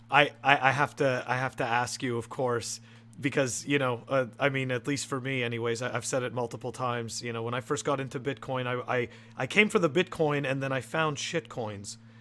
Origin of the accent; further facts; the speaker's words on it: Canada; moved away; I'm originally from Canada